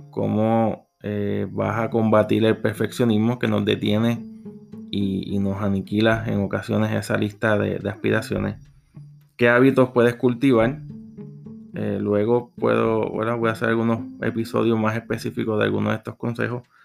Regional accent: Puerto Rico; Soy de Puerto Rico

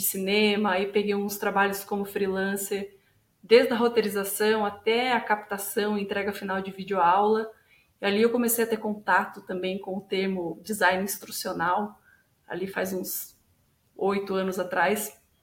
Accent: interior of São Paulo, Brazil; moved away as an adult; now in Curitiba, Brazil; sou do interior de São Paulo originalmente

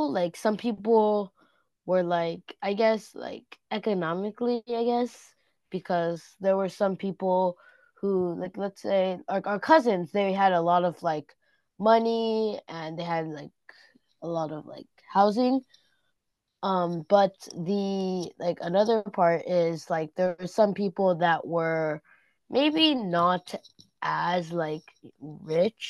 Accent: Oakland, California, United States; home for me is Oakland

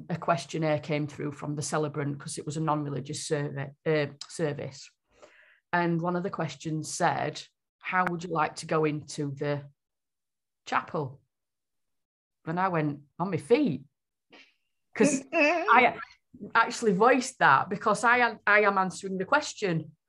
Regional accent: United Kingdom; Usually, I think, as a British nation of all shapes, sizes, colours, creeds, and whatever, our sense of humour is quite unique

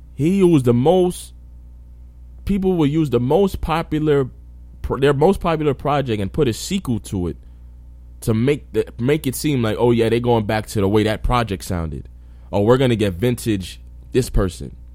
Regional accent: New York, United States; I'm from New York

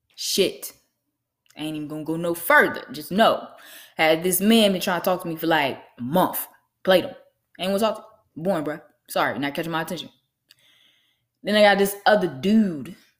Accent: Lynchburg, Virginia, United States; I'm from Lynchburg, Virginia

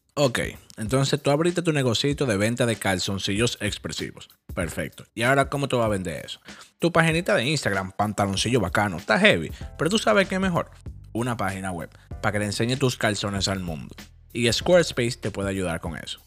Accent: Dominican Republic; now in United States; nosotros los cuatro. somos dominicanos.

